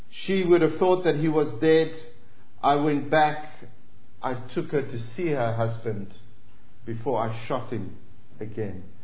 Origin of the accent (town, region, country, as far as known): South Africa